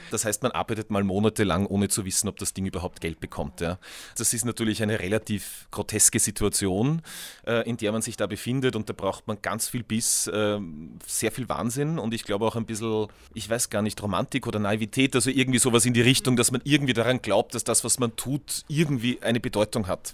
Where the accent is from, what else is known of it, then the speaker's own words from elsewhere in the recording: Tyrol, Austria; in unserem kleinen Ort in Tirol, wo ich aufgewachsen bin